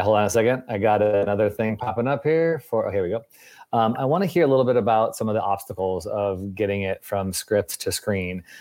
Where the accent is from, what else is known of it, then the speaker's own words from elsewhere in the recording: Chicago, Illinois, United States; you're also from Chicago, which is where I'm from